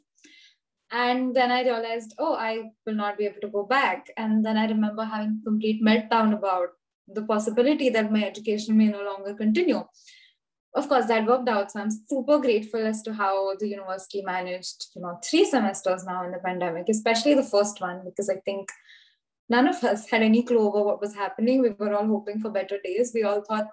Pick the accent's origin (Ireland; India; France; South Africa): India; Mumbai, Maharashtra; moved away as an adult; now in Cottbus, Germany; I'm from Mumbai, I kind of grew up in a place which is very similar to Cottbus.